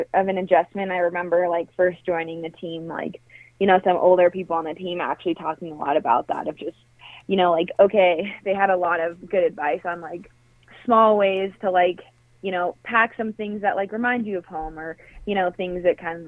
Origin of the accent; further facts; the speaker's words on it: Colorado, United States; I'm originally from Colorado